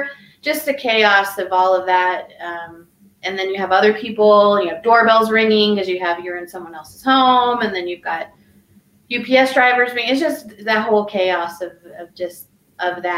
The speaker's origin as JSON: {"language": "English", "region": "Arizona", "country": "United States", "moved": "as an adult", "lives_now": "Colorado, United States", "said": "I was from Arizona"}